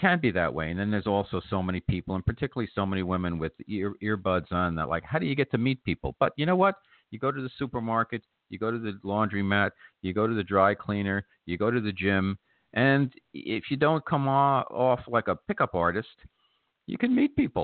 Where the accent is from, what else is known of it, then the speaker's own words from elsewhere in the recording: New York, United States; as a New Yorker